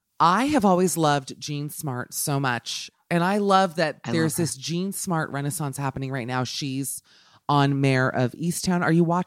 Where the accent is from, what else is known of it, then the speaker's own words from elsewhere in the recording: United Kingdom; Like I'm a British person.